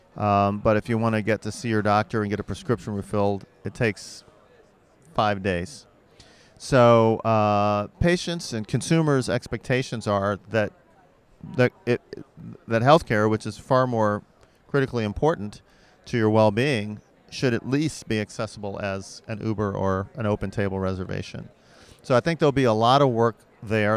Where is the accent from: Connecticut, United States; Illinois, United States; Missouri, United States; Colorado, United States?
Missouri, United States; St. Louis; I'm from Saint Louis